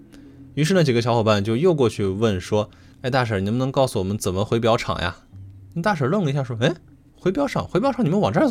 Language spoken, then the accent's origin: Chinese; Xi'an, Shaanxi, China; 发生在西安市的长安区。嗯、但是我们西安人一般比较习惯叫它长安县哈。